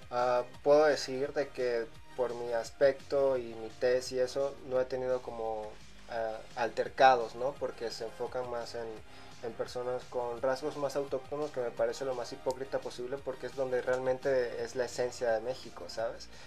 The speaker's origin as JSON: {"language": "Spanish", "country": "Venezuela", "tie": "born there", "said": "nací en Venezuela, mi mamá es venezolana, mi papá es griego, por eso mi nombre que es … significa todos los santos o todo lo sagrado en griego. Podría llamarse que soy greco-latino, pero nunca he dicho que soy griego, digo, soy venezolano, ¿no?"}